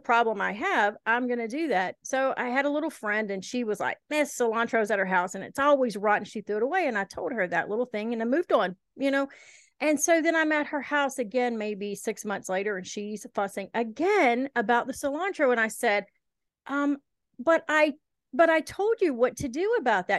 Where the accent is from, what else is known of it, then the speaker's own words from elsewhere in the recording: Helena, Alabama, United States; moved away; also born or lived in Eastern Kentucky; We moved when I was little from Kentucky to Shelby County, Alabama.